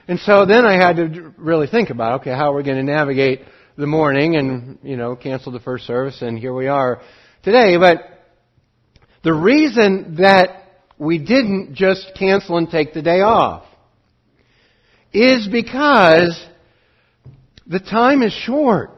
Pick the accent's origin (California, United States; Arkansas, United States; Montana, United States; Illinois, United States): Montana, United States; now in Oregon, United States; I grew up in Montana